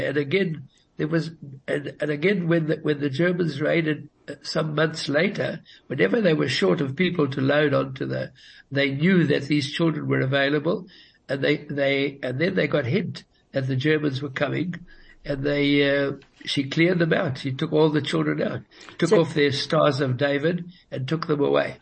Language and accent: English; Johannesburg, Gauteng, South Africa; first language Yiddish; English is a second language; I was born in Johannesburg